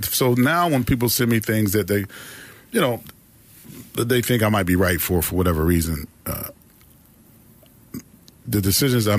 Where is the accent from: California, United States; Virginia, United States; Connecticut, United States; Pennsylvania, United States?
Pennsylvania, United States; Pittsburgh; I'm from Pittsburgh, Pennsylvania. I grew up in the projects and the hill